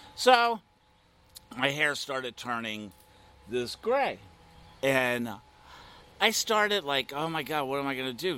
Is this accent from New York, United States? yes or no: no; Midwest, Ohio, United States; now in Wilton Manors, United States; I was born and raised in the Midwest